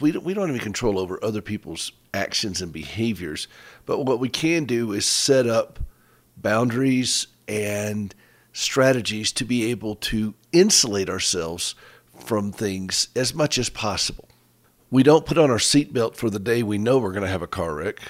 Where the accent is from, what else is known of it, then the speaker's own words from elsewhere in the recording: United States; we're both from Carolina.